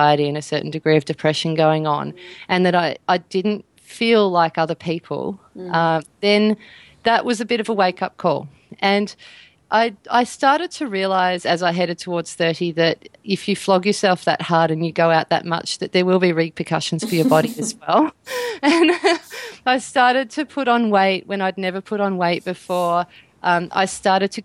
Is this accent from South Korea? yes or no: no; Australia; like all that usual standard Australian diet stuff